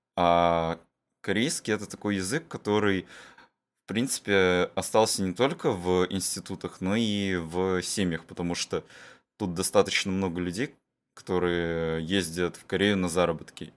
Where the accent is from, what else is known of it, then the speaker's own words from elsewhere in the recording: Sakhalin Oblast, Russia; мы всё ещё тут проживаем на Сахалине